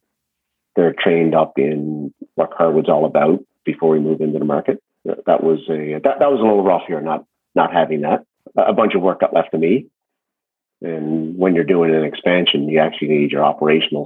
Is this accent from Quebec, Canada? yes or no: no; Newfoundland and Labrador, Canada; moved away; also born or lived in Ontario; I was from Newfoundland and I was going to Newfoundland